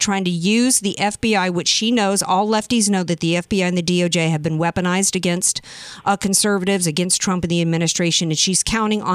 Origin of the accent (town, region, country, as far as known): Jacksonville, North Carolina, United States; born or raised there